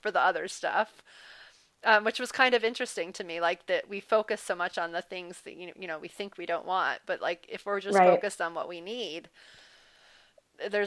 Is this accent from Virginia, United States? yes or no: no; New Orleans, Louisiana, United States; I grew up in New Orleans